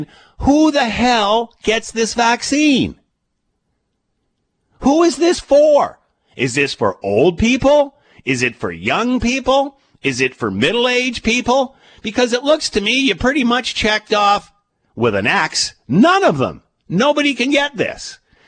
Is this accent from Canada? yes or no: yes; Canada; As a Canadian